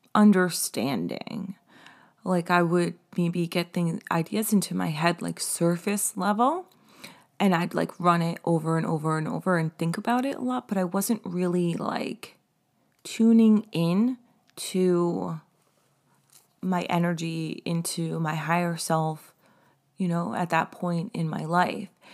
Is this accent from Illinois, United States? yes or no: no; East Hampton area, Long Island, New York, United States; moved away; I had this restaurant job in East Hampton. And so, like, and, like, I felt like an outsider in my hometown 'cause I hadn't been there in so long